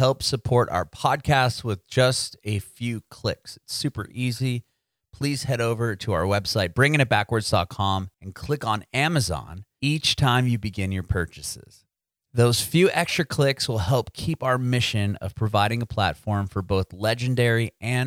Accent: San Diego, California, United States; I grew up in Southern California in San Diego

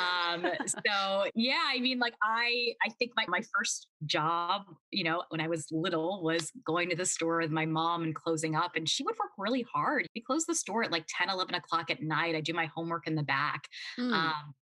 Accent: Louisiana, United States; also born or lived in Mississippi; I was born in Louisiana, and I grew up in Louisiana and in Mississippi

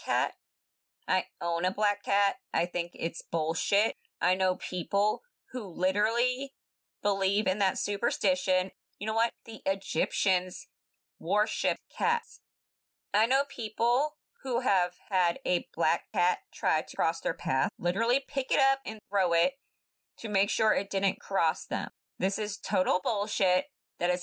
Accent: Massachusetts, United States; now in North Carolina, United States; where I grew up in Massachusetts

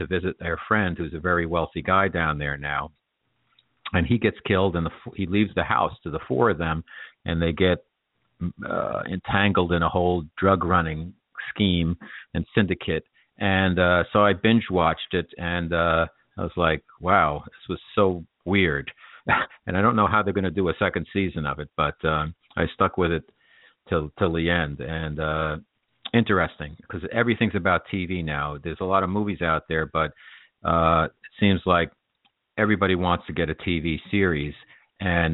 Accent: New York, United States; as a New Yorker

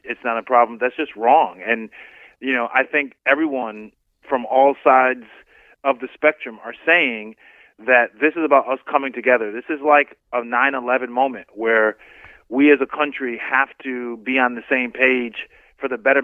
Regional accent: United States; as an American

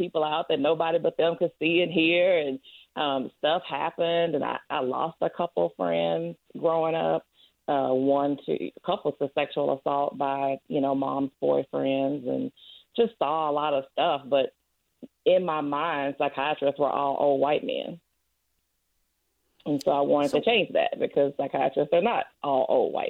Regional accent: Louisiana, United States; accent: southern twang; moved away as an adult; now in Tulsa, United States; I am originally from Louisiana

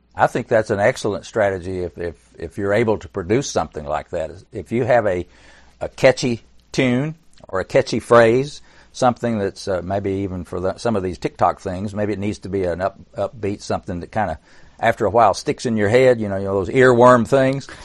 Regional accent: Tennessee, United States; I was born in Tennessee

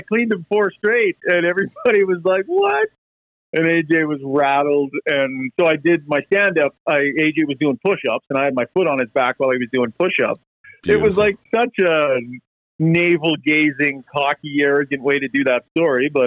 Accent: Prince George, British Columbia, Canada; when I was a kid growing up in Prince George

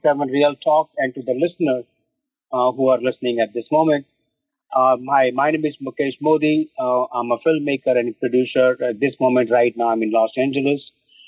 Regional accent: India; moved away as an adult; now in New York, United States; I was born and raised in India

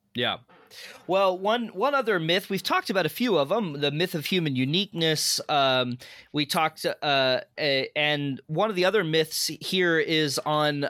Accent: Chesterfield, Missouri, United States; I grew up in the suburbs. Uh, I grew up in Chesterfield, actually

